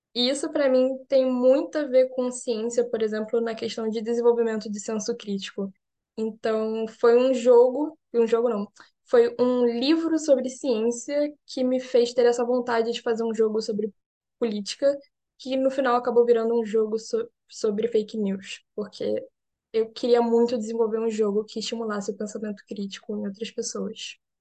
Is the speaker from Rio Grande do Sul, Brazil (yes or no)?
no; Rio de Janeiro, Brazil; moved away as an adult; now in Berlin, Germany; sou do Rio de Janeiro. Eu sou cientista, eu agora estou falando com vocês daqui de Berlim.